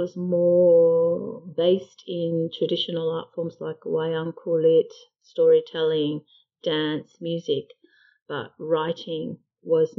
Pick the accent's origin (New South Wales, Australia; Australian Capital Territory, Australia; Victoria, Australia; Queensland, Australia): New South Wales, Australia; Sydney; growing up in Sydney